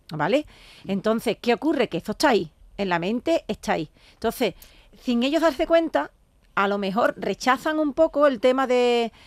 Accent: Jerez de la Frontera, Andalusia, Spain; el, ayuntamiento de mi tierra, de Jerez

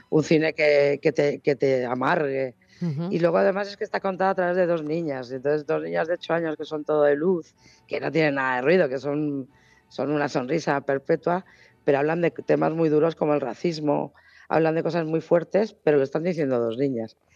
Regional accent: Argentina; en Argentina somos todos gallegos

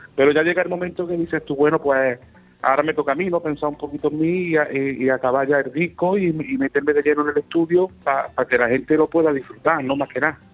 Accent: Córdoba, Andalusia, Spain; soy de Córdoba

